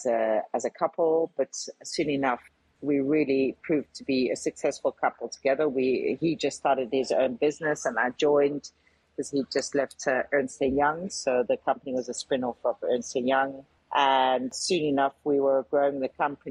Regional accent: Netherlands; moved away; also born or lived in South Africa; I was born in South Africa and grew up partially in the Netherlands

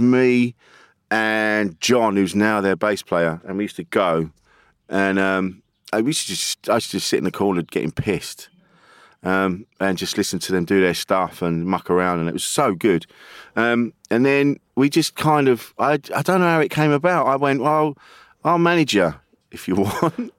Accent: Orpington, South East England, United Kingdom; Alpington in Kent

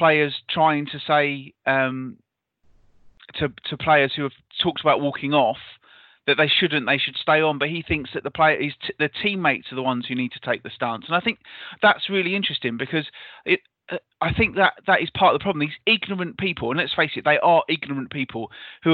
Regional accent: near Canterbury, South East England, United Kingdom; where I grew up near Canterbury wasn't particularly particularly culturally diverse

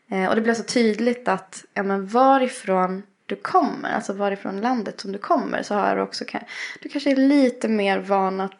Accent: Östersund, Jämtland, Sweden; moved away; also born or lived in Sri Lanka; Jag är ju uppväxt i Östersund. Mm. Eh, och det hörs lite.

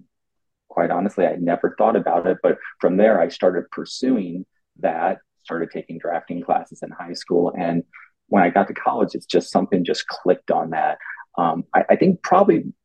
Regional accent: Mexico, Missouri, United States; now in Los Angeles, United States; I'm from the Midwest in a small town in Missouri, a town called Mexico, Missouri, believe it or not, of 11,000 people.

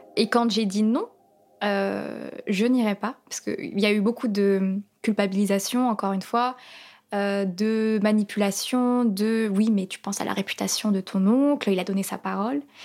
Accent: France; je suis française d'origine palestinienne, je suis née ici.

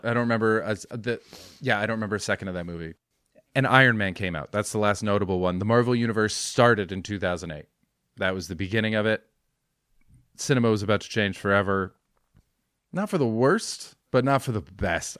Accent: White Rock, British Columbia, Canada; moved away as an adult; also born or lived in London; I'm in White Rock actually, which is my hometown.

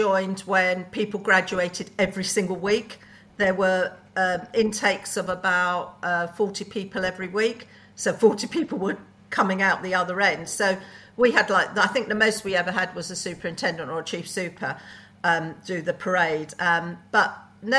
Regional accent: London, United Kingdom; I'm a Brent girl, born and bred in Brent, so but the other side of Brent. I was more towards the Harrow side

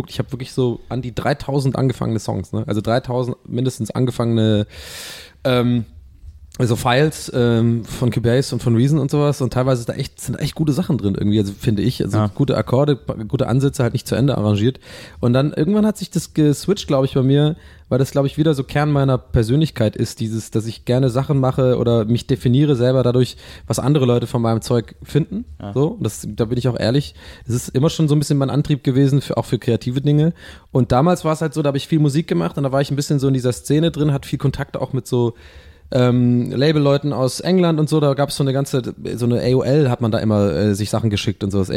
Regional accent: Dublin, Leinster, Ireland; Und ich komme ja aus Dublin

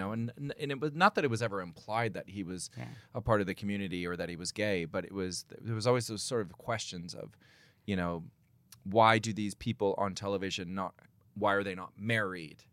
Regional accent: United States; now in England; I'm an American

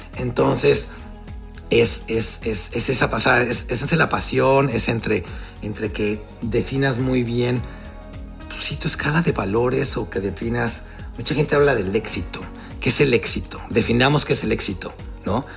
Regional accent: Mexico; moved away as an adult; also born or lived in Miami; yo estoy out of my comfort zone desde que me salí de México

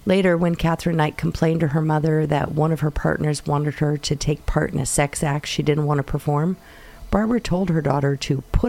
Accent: North West England, United Kingdom; I grew up in the Lake District of Northwest England, so I was hunting my whole life, and I was used to having my own farm

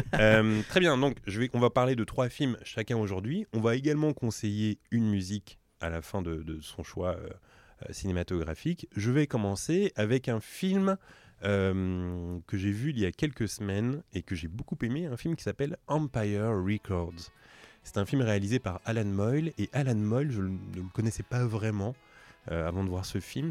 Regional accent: Drancy, Île-de-France, France; avec Mehdi, on vient de Drancy

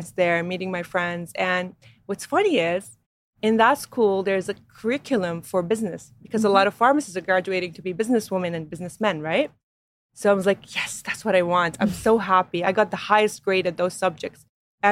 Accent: Saudi Arabia; we were born and raised in Saudi as older sisters

